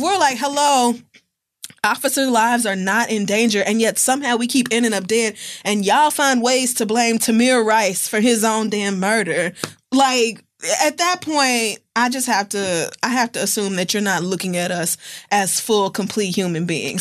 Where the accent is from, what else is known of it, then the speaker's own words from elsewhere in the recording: Oklahoma, United States; growing up in Oklahoma, we had gun expos